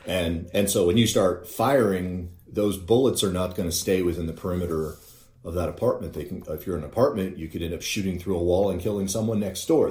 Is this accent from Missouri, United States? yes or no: yes; Northwest Missouri, United States; as a child growing up in Northwest Missouri